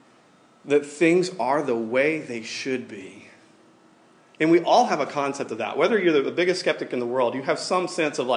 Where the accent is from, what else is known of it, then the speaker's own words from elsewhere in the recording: Tuscaloosa, Alabama, United States; moved away; I grew up in Tuscaloosa, Alabama, which is like University of Alabama